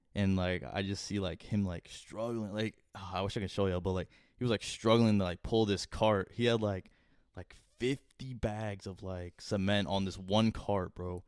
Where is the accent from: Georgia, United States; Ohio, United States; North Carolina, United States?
North Carolina, United States; Wake Forest; I was coming from Wakefield Middle. and going into Wakefield Hi-, or Wake For-, Wake Forest High